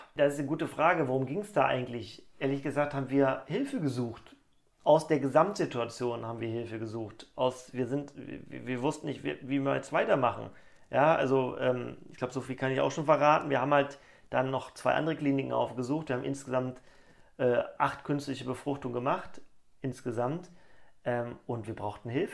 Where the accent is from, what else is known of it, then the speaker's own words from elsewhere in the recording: Cologne, North Rhine-Westphalia, Germany; ich komme aus Köln